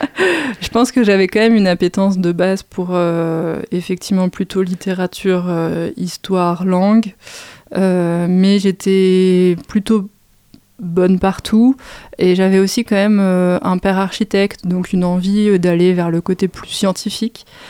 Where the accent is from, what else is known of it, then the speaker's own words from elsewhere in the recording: Fontenay-sous-Bois, Île-de-France, France; also born or lived in Saint-Maurice; j'ai grandi à Fontenay-sous-Bois, donc commune aussi du, du 94